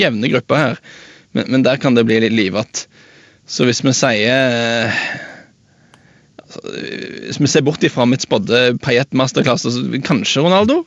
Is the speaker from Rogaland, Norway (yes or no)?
yes; Jæren, Rogaland, Norway; Jeg er fra, fra Jæren